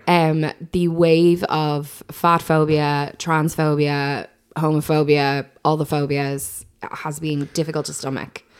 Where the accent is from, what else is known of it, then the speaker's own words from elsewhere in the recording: Ireland; as Irish people